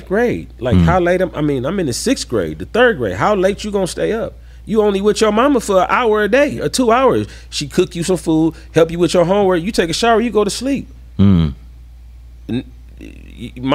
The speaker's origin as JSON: {"language": "English", "town": "San Diego", "region": "California", "country": "United States", "tie": "born or raised there", "said": "I grew up on Manaman Street right there, the street that leads up into Lincoln Park"}